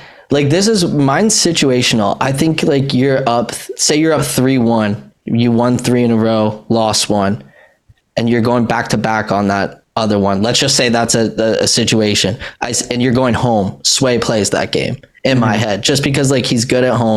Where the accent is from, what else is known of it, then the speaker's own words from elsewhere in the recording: Canada; As a Canadian